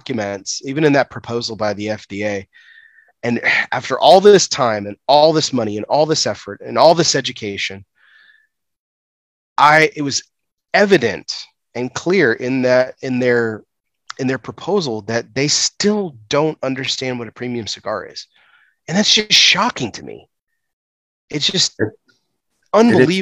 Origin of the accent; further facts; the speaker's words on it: United States; as an American